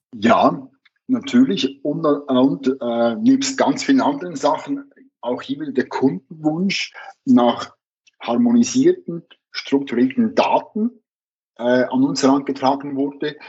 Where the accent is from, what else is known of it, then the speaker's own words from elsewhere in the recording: Switzerland; bei uns in der Schweiz